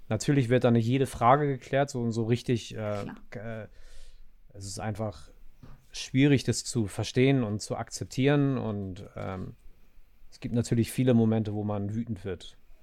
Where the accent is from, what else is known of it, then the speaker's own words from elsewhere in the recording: Afghanistan; moved away; mein Afghanischsein